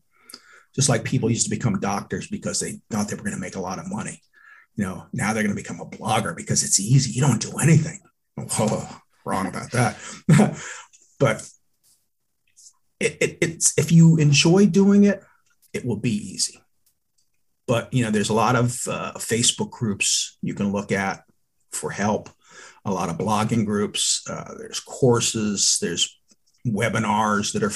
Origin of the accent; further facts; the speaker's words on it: Texas, United States; moved away; also born or lived in Philadelphia area; I'm from Texas